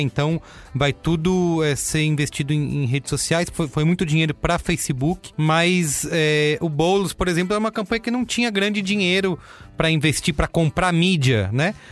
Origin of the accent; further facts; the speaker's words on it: São Paulo, Brazil; eu sou de São Paulo